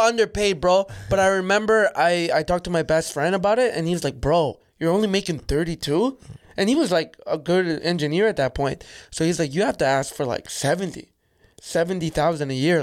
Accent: Calgary, Alberta, Canada; also born or lived in El Salvador; I grew up in Calgary

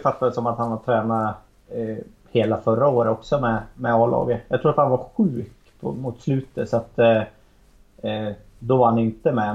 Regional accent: Arbrå, Gävleborg County, Sweden; now in Gävle, Sweden; Vi, vi är ju från samma ställe jag och Magnus. Eh, eller Mini som han kallas. Eh, vi är från Arbro bägge två

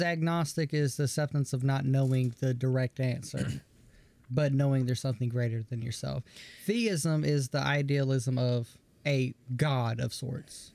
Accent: the South, United States; growing up in the South

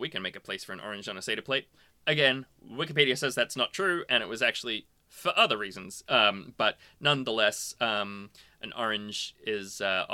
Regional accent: Australia; we're both Australian

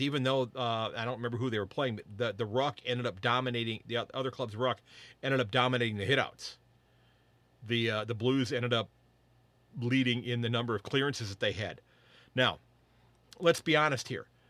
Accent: United States; as an American footy fan

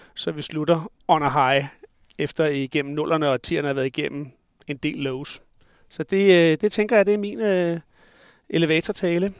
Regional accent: Skovlunde, Capital Region of Denmark, Denmark; also born or lived in Glostrup; jeg er faktisk født i Glostrup, men jeg er opvokset i Skovlunden, lige på kanten af Vestegnen

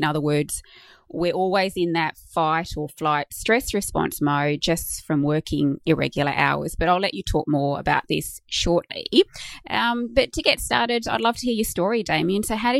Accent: Queensland, Australia; as a Queenslander

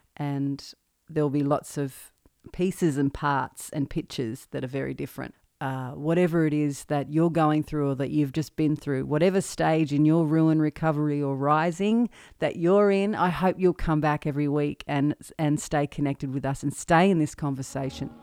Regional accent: Maryborough?, central Victoria, Australia; moved away as an adult; now in Nashville, United States; Born and raised in Marupna, central Victoria, and, uh, moved to Nashville in twenty fifteen.

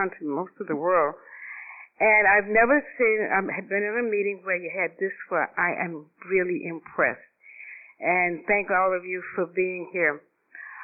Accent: Atlanta, Georgia, United States; moved away as an adult; also born or lived in Boston / New York; I was born in Atlanta, Georgia, and I'm the youngest of 7 children.

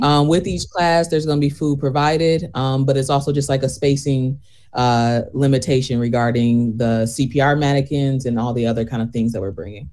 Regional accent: Flint, Michigan, United States; moved away as an adult; also born or lived in Washington, D.C. / Chicago; I am originally from Flint. Um, did my training in D.C. and Chicago before coming back here in 2020

